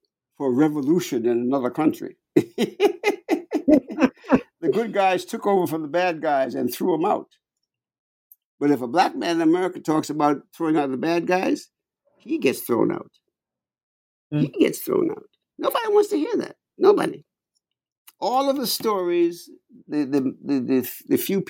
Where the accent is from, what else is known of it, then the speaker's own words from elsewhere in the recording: New York, United States; I'm a New Yorker